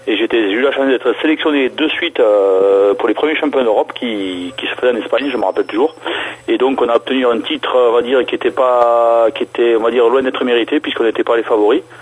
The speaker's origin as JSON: {"language": "French", "area": "South-West, near Toulouse", "region": "Occitania", "country": "France", "tie": "born or raised there", "said": "alors, je suis natif de la région du Sud-Ouest, donc à côté de Toulouse"}